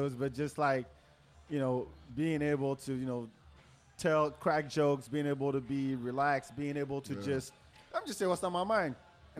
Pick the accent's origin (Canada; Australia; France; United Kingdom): France; English is a second language; moved away as an adult; now in Austin, United States; I'm from France, but my English was all right.